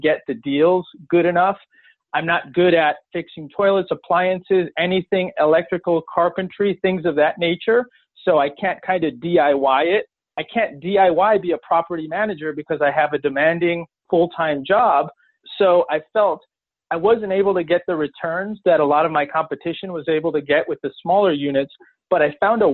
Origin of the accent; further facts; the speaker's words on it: Chicago, Illinois, United States; also born or lived in central Pennsylvania; now in Pennsylvania, United States; I'm from Chicago, but now I'm based in central Pennsylvania